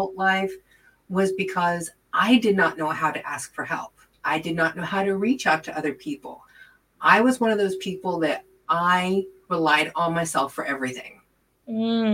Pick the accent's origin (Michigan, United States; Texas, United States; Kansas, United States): Kansas, United States; Wichita; moved away as an adult; I was born in Wichita, Kansas, and lived there until I was 46 years old